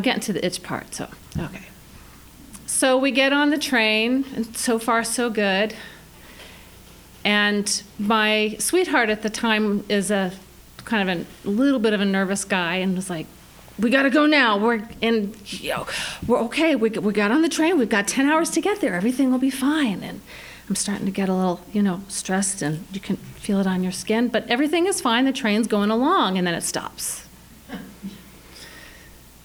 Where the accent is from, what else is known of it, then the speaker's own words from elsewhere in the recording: New York City, New York, United States; I'm from New York City